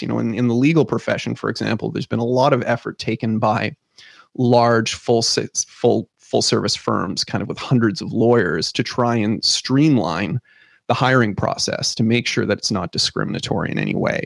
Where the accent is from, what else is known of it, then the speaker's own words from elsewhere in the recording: Canada; we're Canadian